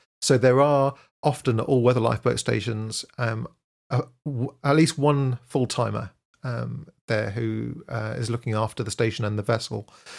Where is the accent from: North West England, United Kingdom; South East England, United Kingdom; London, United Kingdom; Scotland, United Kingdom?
Scotland, United Kingdom; Aberdeen; born there; So I was born in Aberdeen, which I don't know if you know this, but Aberdeen is fondly known as the Dallas of the North. It's the oil center of the UK. And so that's where I was born.